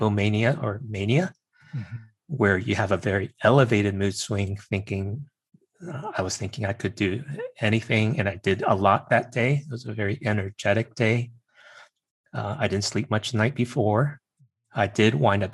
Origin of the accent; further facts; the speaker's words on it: Virginia, United States; I'm Chinese American and grew up in Virginia